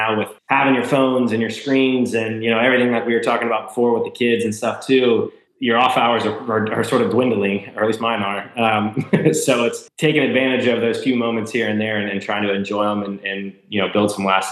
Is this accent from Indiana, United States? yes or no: yes; Lawrenceburg, Indiana, United States; I grew up in Lawrenceburg, Indiana